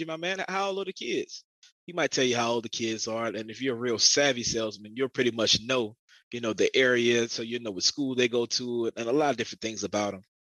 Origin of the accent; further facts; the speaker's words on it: Augusta, Georgia, United States; growing up in Augusta.